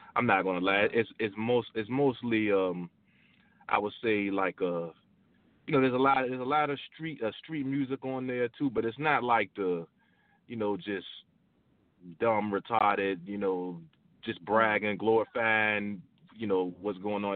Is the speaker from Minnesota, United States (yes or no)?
no; Virginia, United States; I'm originally from Virginia